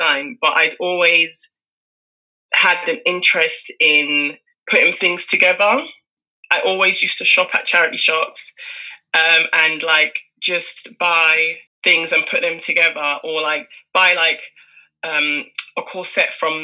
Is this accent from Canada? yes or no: no; United Kingdom; I was born and raised in the UK